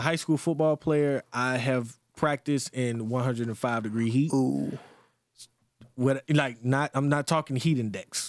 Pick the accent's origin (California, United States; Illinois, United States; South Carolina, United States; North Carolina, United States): South Carolina, United States; Greenwood; moved away; my hometown, Greenwood, South Carolina.